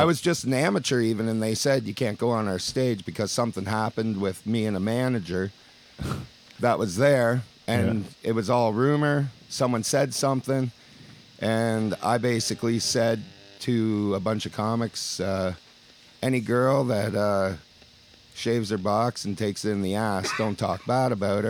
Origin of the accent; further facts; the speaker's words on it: Elora, Ontario, Canada; Elora, Ontario.